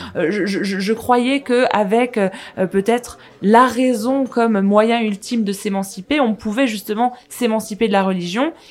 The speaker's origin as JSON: {"language": "French", "country": "France", "tie": "born or raised there", "said": "on a grandi en France"}